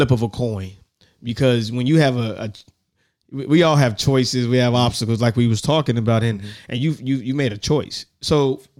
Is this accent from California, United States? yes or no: yes; Richmond, California, United States; I'm from Richmond, California.